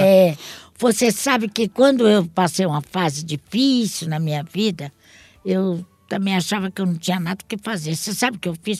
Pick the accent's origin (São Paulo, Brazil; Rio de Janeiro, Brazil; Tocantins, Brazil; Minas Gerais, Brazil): São Paulo, Brazil; Santos; also born or lived in Portugal; sempre fui radicada aqui Entendi. em Santos. Sempre morei em Santos